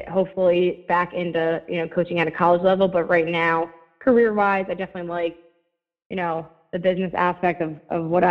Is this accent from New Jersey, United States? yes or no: yes; Toms River, New Jersey, United States; Toms River, my hometown